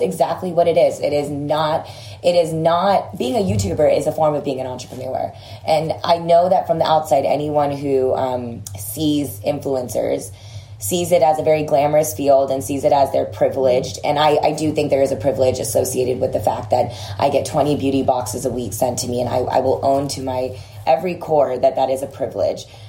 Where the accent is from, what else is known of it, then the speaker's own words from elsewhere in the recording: Texas, United States; I grew up in Texas